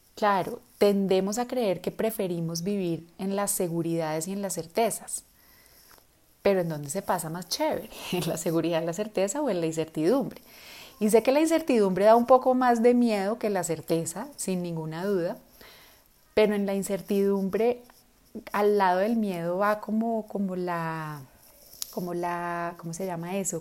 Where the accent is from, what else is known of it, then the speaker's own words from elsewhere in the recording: Colombia; first language Spanish; nosotros en, Colombia o en América Latina, nuestro idioma nativo es español